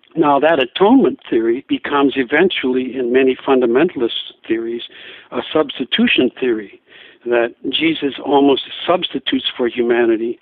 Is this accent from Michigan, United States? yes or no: no; Diocese of La Crosse, Wisconsin, United States; moved away as an adult; also born or lived in Seattle; I'm from the Diocese of La Crosse